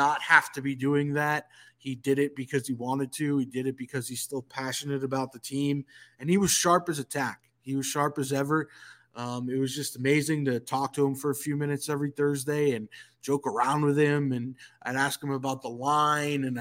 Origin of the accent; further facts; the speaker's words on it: Northeast, United States; moved away as an adult; now in Atlanta, United States; I come from the Northeast